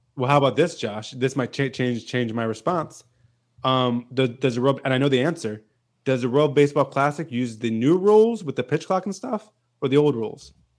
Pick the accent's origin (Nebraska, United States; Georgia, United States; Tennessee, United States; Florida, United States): Georgia, United States; Macon; I flew out from Macon, my hometown here